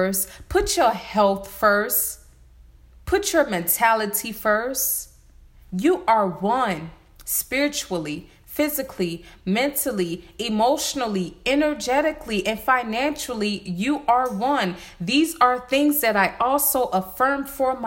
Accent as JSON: {"language": "English", "town": "Varnville", "region": "South Carolina", "country": "United States", "said": "I'm from Varnville. That's in Hampton County"}